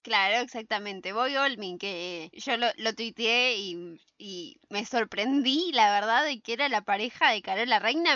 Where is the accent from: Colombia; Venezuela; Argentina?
Argentina; San Isidro, Buenos Aires Province; yo soy de San Isidro